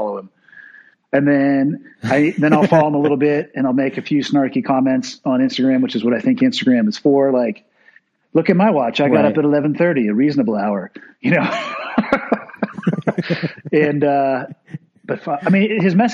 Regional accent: Santa Cruz, California, United States; the town that I was born and raised in Santa Cruz

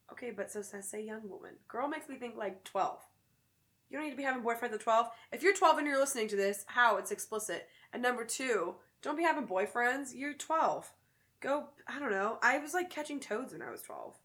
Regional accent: the South, United States; now in Chicago, United States; Growing up in the South

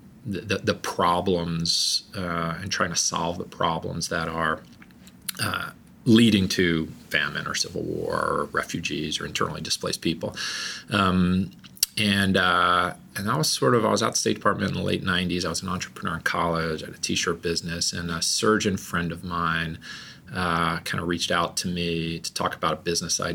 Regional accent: New York, United States; moved away; I'm from New York

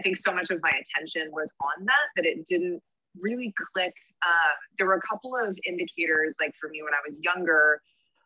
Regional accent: New York City, New York, United States; I'm from Brooklyn, New York. I live here with my partner

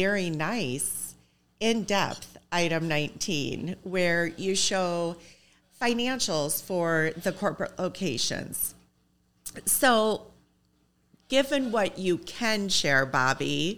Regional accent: Iowa, United States; I'm from Iowa

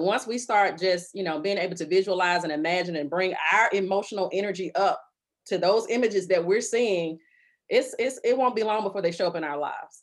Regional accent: Birmingham, Alabama, United States; I grew up on the northern side of Birmingham. I grew up in Hooper City

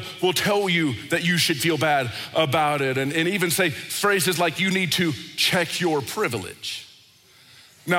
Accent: United States; I grew up in America

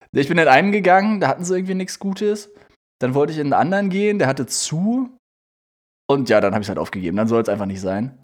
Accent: Germany; moved away; in Nienstein, äh, in dem Ort, wo ich herkomme

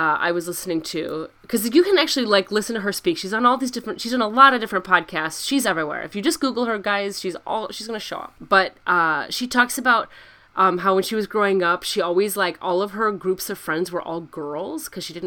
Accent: Midwest, United States; as a Midwestern girl

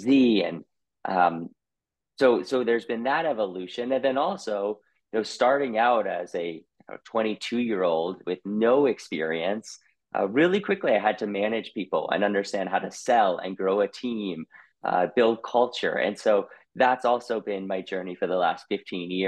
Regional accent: Boston, Massachusetts, United States; moved away as an adult; also born or lived in Colorado; I was born in Boston, Massachusetts

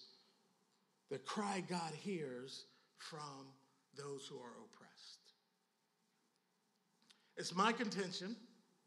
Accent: Philadelphia, Pennsylvania, United States; I'm from Philly

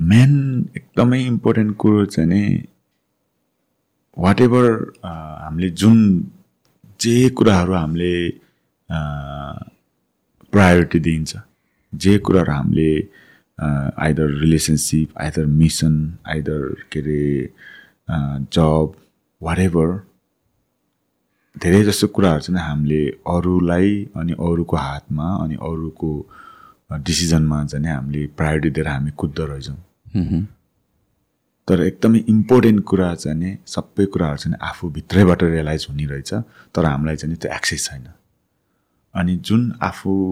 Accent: Nepal; moved away as an adult; also born or lived in United Kingdom; म नेपालमा जन्मेँ

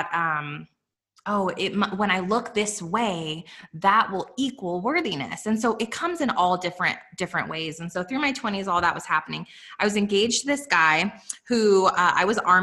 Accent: Los Alamos, New Mexico, United States; also born or lived in Albuquerque, New Mexico; I was raised in Los Alamos, New Mexico

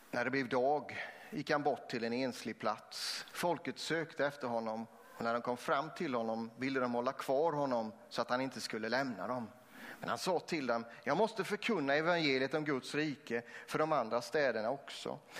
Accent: Vetlanda, Jönköping County, Sweden; Jag är uppvuxen också utanför eh, eh Vetlanda, mellan Vetlanda och Eksjö

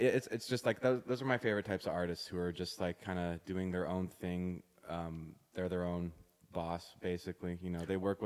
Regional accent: Toronto, Ontario, Canada; not a lot of people I knew growing up in Toronto were involved in electronic music

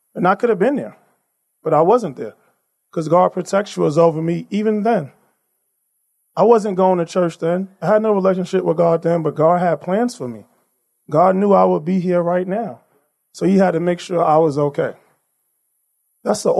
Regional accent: New York City, New York, United States; I was born and raised in Brooklyn by my mother, grandmother, and my aunt

